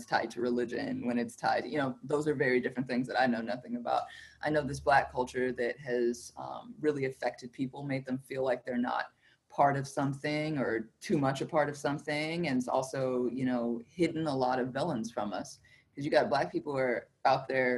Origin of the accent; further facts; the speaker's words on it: Alabama, United States; moved away; also born or lived in West Coast; I grew up in the South. I grew up in Alabama.